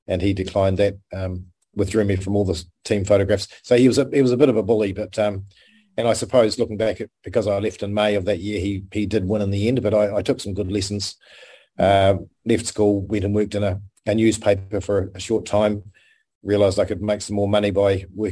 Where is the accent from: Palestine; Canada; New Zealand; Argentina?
New Zealand; Hokitika, West Coast; moved away; I was born in Hokitika, a little place on the west coast of the South Island, quite a rugged part of New Zealand